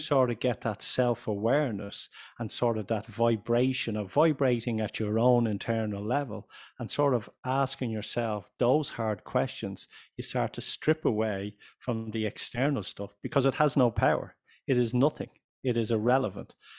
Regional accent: Ireland; also born or lived in United States; I'm from Ireland.

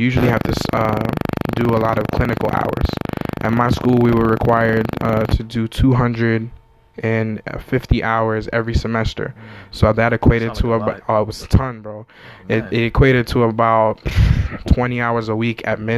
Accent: New York City, New York, United States; I'm from Brooklyn

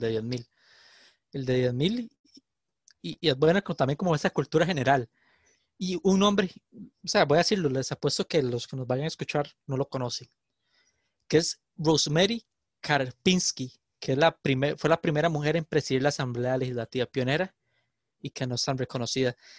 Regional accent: San José, Costa Rica; yo soy de San José

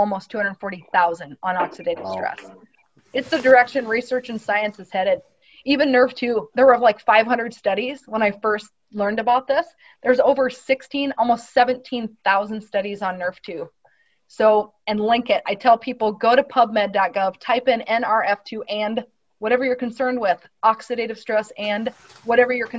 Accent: Midwest, United States; growing up in the Midwest

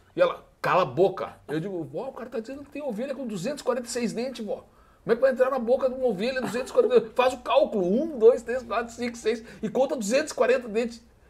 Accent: Alegrete, Rio Grande do Sul, Brazil; moved away as an adult; now in Porto Alegre, Brazil; Eu sou de Alegrete, moro em Porto Alegre

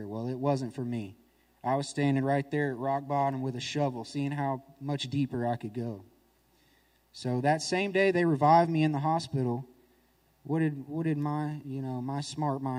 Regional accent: Nashville, Tennessee, United States; I'm from Nashville, Tennessee

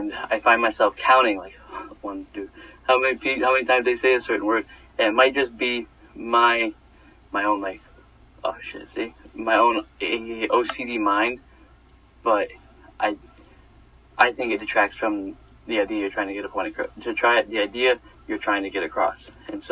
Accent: New York, United States; living home at New York for the summer

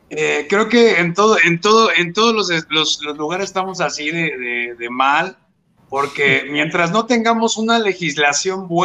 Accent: Mexico

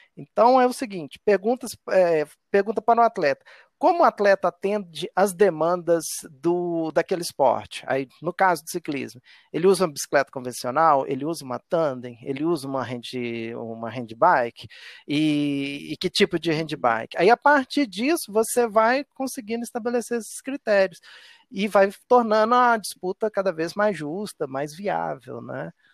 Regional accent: Nova Lima, Minas Gerais, Brazil; minha infância foi na década de 80, né? Então eu vivi a febre da, das BMX e como eu sou de Nova Lima e morava em Nova Lima

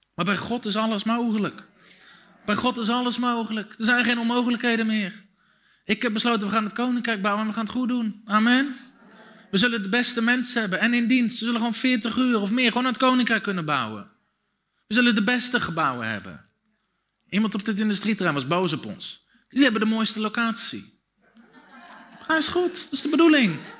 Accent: Dussen, North Brabant, Netherlands; Ik ben opgegroeid in Dussen, een dorpje met 2000 mensen

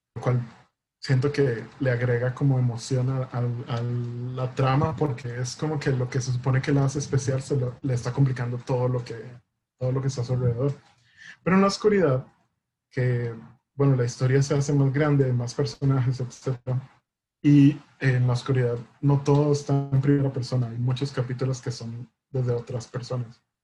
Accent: Costa Rica; nosotros como costarricenses

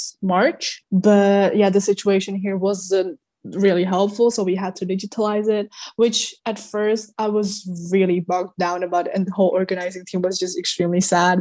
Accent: Prague, Czechia; I come from Prague, Czech Republic

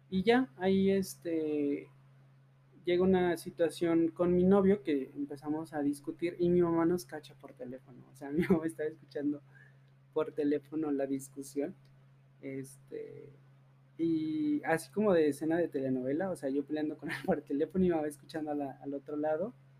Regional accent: Teocaltiche, Jalisco, Mexico; moved away as an adult; now in Aguascalientes, Mexico; los dos somos de, de, de Teocaltiche, de allá de Jalisco

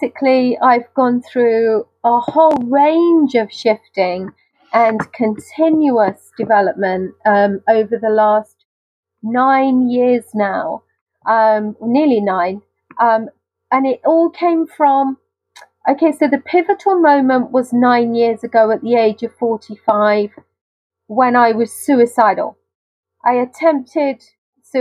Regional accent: United Kingdom; accent: very British; my very British accent

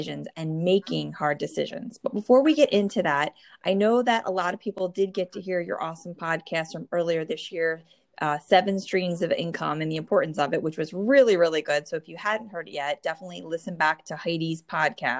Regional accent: New Jersey, United States; born or raised there

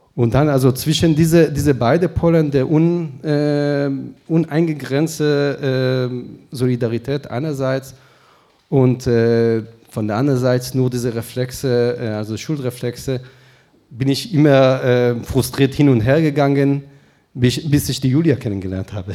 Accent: Israel; moved away; ich sage dir als Israeli

